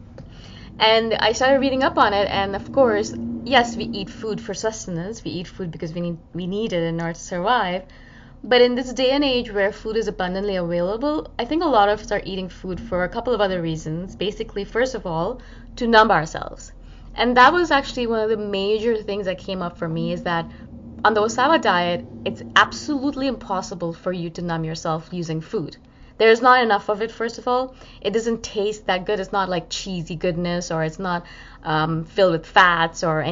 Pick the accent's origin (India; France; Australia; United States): India; as an Indian person